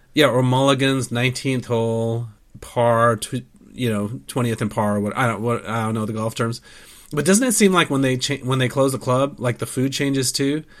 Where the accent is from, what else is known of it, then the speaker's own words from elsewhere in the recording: United States; I'm American